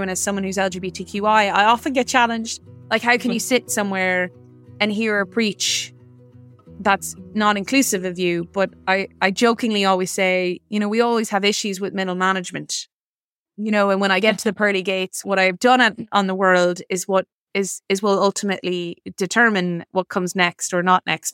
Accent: South Mayo, Connacht, Ireland; also born or lived in Boston, Massachusetts; I was born in Boston, Massachusetts, and moved to Ireland when I was, uh, seven to the small community

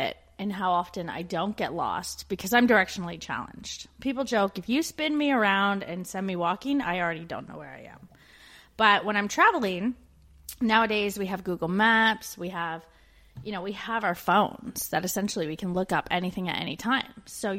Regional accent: Canada; moved away as an adult

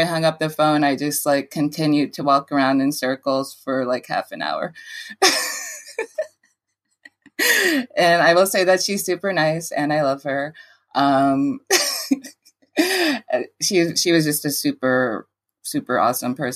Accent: Jersey City, New Jersey, United States; also born or lived in The Bronx, New York; I'm from the Bronx and from Jersey City.

